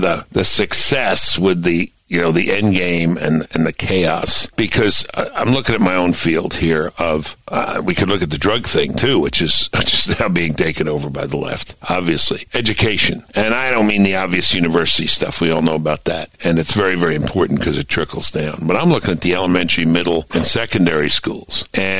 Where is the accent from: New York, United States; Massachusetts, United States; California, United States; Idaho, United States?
New York, United States; Brooklyn; I thought the world was mostly Jewish. I grew up in Flatbush, New York.